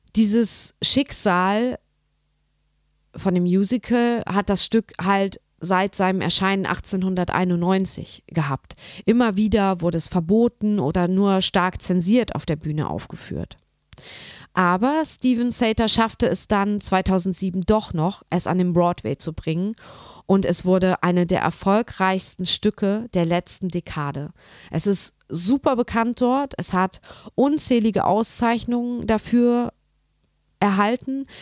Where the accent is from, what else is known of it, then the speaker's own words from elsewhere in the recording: Nordhausen, Thuringia, Germany; in Nordhausen, wo ich herkomme